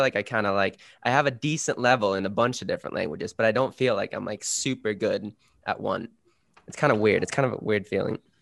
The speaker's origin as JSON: {"language": "English", "country": "Sweden", "first_language": "Swedish", "second_language": "English", "moved": "yes", "lives_now": "Canada", "said": "my native language is Swedish"}